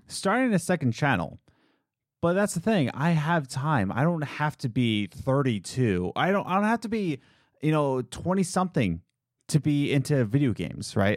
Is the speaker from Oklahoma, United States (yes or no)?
no; Philadelphia, Pennsylvania, United States; moved away; I'm from Philadelphia